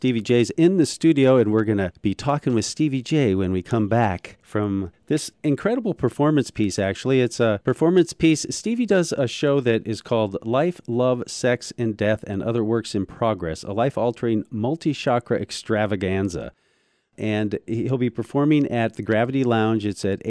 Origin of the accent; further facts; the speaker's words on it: South Dakota, United States; now in Charlottesville, United States; I was from South Dakota. I was a Southerner all my life, but I've been in Charlottesville longer than I've been in anywhere.